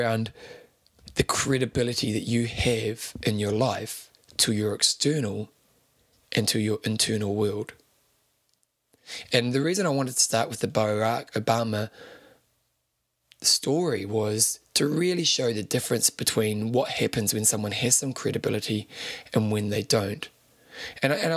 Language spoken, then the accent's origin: English; New Zealand; I'm a New Zealander